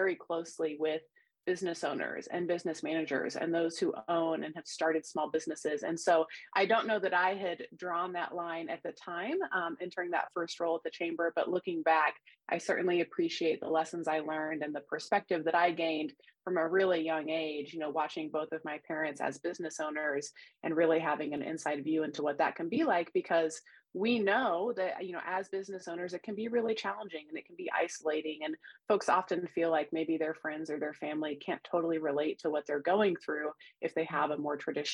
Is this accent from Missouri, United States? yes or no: yes; Neosho, Missouri, United States; also born or lived in Joplin, Missouri / Springfield, Missouri; I'm originally from the Neosho and Joplin, Missouri area. So I'm a Southwest Missouri native through and through and have been here really for my entire life. Grew up in the Neosho area